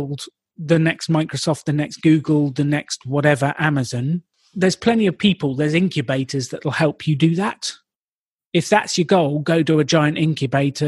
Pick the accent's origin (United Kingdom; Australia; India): United Kingdom; I'm British